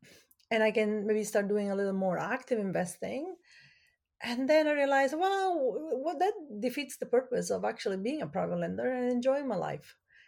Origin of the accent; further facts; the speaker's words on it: Italy; now in Canada; I grew up in Italy and my major is in fashion design.